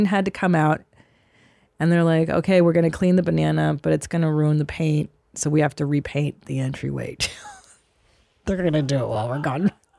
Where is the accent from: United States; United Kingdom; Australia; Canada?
Canada; Windsor, Ontario; born there; I was born in Windsor, Ontario.